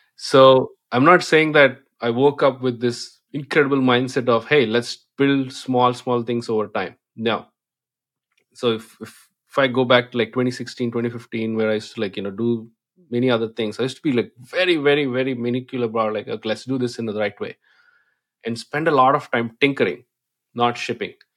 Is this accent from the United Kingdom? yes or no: no; India; English is a second language; moved away; I come from India